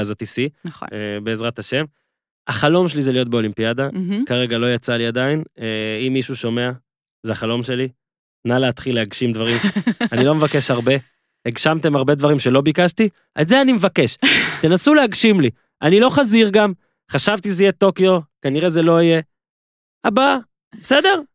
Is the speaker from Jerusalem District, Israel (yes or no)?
no; Northern District, Israel; moved away; כשגדלתי בצפון